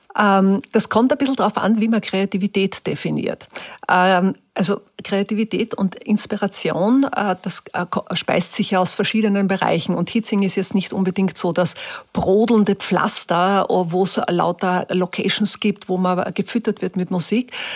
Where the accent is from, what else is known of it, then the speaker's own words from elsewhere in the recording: Upper Austria, Austria; accent: Upper Austrian; also born or lived in Hietzing, Vienna; now in Vienna, Austria; ich habe angefangen, ganz normal Oberösterreichisch wieder zu reden